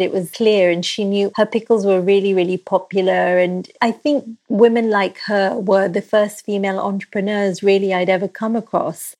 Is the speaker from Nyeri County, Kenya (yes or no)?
no; Nairobi, Kenya; now in London, United Kingdom; I grew up in Kenya